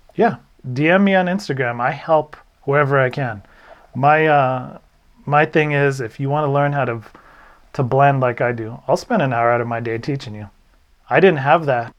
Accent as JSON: {"language": "English", "region": "New Mexico", "country": "United States"}